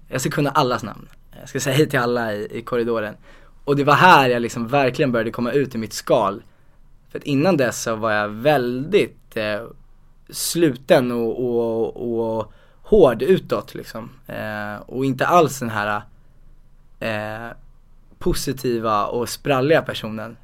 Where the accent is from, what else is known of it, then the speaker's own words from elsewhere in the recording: Huddinge, Stockholm County, Sweden; also born or lived in Stuvsta; Så då flyttade vi till Huddinge